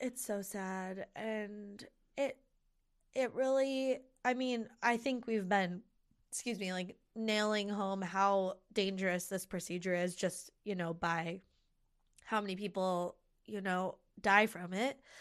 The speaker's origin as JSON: {"language": "English", "country": "United States", "said": "here, this is my native country with my native language and with my family"}